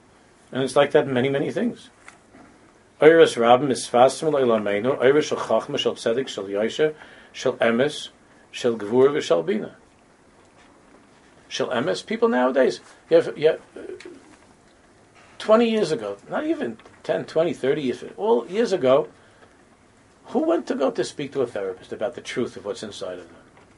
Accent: United States; because we grew up already in America this way

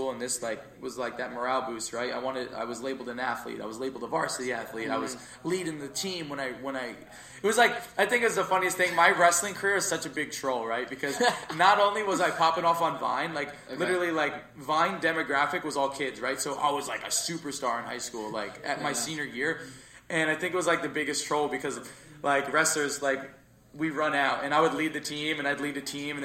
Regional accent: Jersey Shore, New Jersey, United States; And then we moved to Jersey Shore. And so I spent the majority of my life, I'm 22. I spent all of high school, all of my school in Jersey Shore

